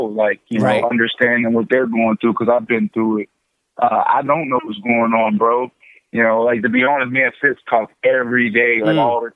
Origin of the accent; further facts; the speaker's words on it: Pittsburgh, Pennsylvania, United States; accent: East Coast Southern twang; also born or lived in Florida; now in Brooklyn, United States; I'm from Pittsburgh originally, and then I moved to Florida, so I get like this East Coast Southern twang thing going on